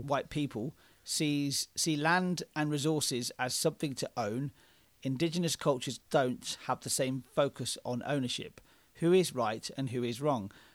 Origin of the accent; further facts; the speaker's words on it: Oxford, South East England, United Kingdom; we're two white blokes who are from Oxford in England.